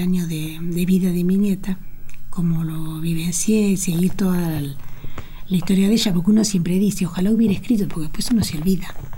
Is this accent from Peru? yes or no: no; Argentina; Yo soy muy, me siento muy argentina, muy americana, muy latinoamericana. Amo Latinoamérica, amo mi tierra